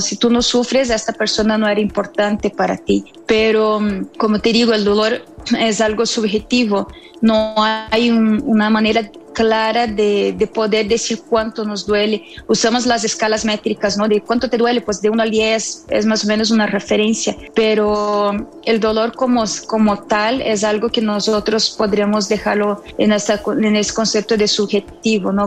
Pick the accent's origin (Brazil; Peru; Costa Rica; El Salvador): Brazil; moved away as an adult; also born or lived in Havana, Cuba; now in Mexico; Soy brasileña y en el año del 2010 me vine a vivir a México